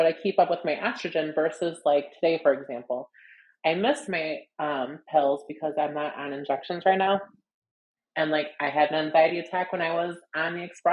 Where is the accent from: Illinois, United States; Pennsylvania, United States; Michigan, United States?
Illinois, United States; Evanston; also born or lived in Chicago, Illinois / Las Vegas, Nevada; I was born in Evanston, Illinois. I've lived in the city. I've lived in Las Vegas.